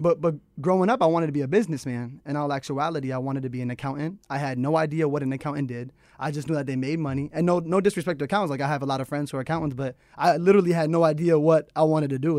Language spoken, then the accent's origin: English; Manchester, Connecticut, United States; I'm from Manchester, Connecticut